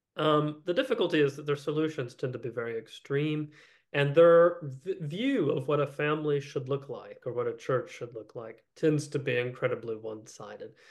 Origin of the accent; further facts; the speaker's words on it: Appalachia, United States; now in Texas, United States; I'm, I'm from Appalachia. I'm from Coal Country.